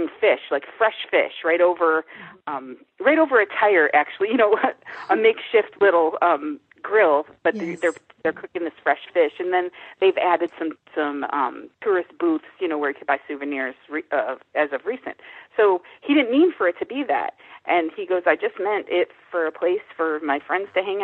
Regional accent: Midwest, United States; I'm from the Midwest

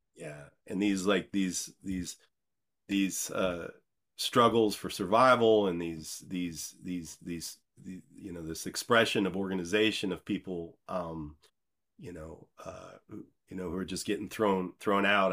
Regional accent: Decatur, Illinois, United States; moved away as an adult; also born or lived in Chicago / New York City; I grew up in Decatur, Illinois

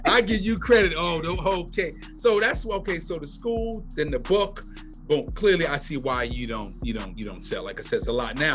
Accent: New York City, New York, United States; moved away; I'm originally from New York, from Brooklyn

